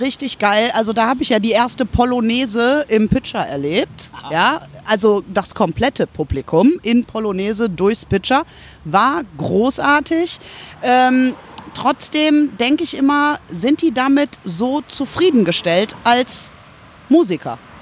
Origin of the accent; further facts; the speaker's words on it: Germany; bei uns in Glen, da komme ich her